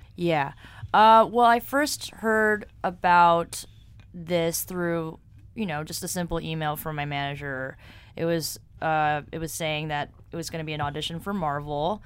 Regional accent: New York City, New York, United States; moved away as an adult; now in Los Angeles, United States; I'm originally from here, New York

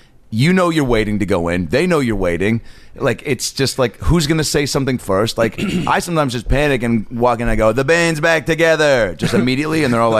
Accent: Seattle, Washington, United States; Yeah, I'm from Seattle.

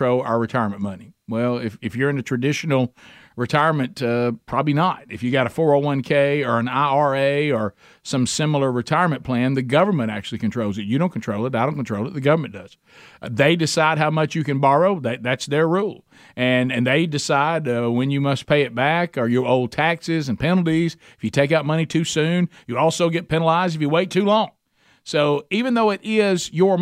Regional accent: United States; As an American

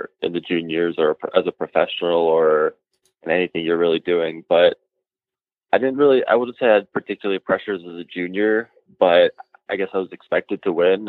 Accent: Bay Area, California, United States; I grew up in the Bay Area

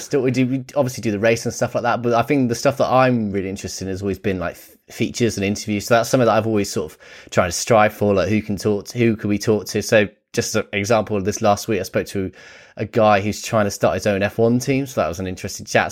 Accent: United Kingdom; growing up in Britain

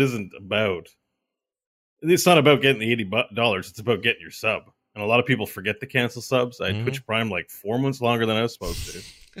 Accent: Canada; I'm Canadian. It's $79.99.

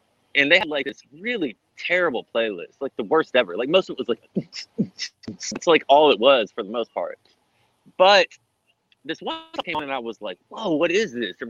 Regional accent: Hillsboro, Texas, United States; growing up in Hillsboro

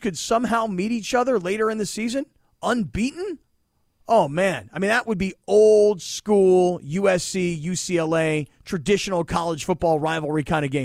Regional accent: Florida, United States; moved away as an adult; also born or lived in Pittsburgh, Pennsylvania; I was a kid from Florida.

